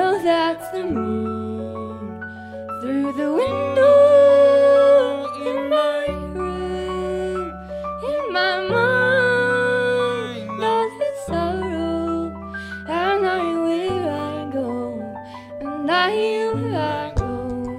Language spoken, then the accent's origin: English; Montreal, Quebec, Canada; we come from Montreal, Quebec